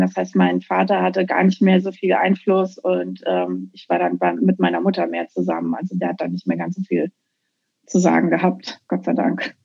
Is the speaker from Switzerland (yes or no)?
no; Dreihausen, Hesse, Germany; moved away as an adult; also born or lived in Marburg / Giessen / Offenbach; now in Bellingham, United States; ich bin zwar in Marburg geboren, aber ich bin auf so einem ganz kleinen Kaff äh, aufgewachsen, so ein richtiges hessisches Einöd. Das Kaff heißt Dreihausen